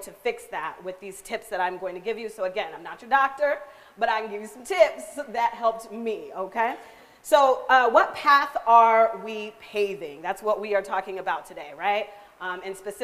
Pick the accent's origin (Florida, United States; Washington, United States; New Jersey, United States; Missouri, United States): Washington, United States; Seattle; moved away as an adult; now in Tri-Cities, United States; I was born here, but I grew up in Seattle